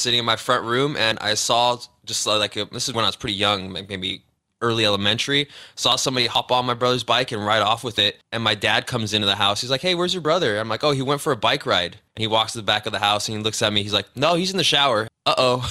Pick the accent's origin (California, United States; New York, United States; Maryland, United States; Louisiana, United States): California, United States; Cudahy; also born or lived in Downey, California; I grew up in Cudahy, born in Downey, Los Angeles, Southeast Los Angeles area